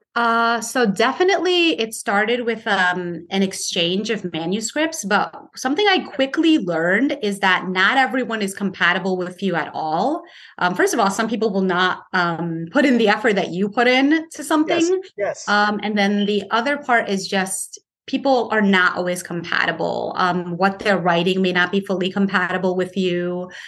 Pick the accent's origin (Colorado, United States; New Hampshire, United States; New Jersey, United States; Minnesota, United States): New Jersey, United States; Paterson; my hometown of Paterson, New Jersey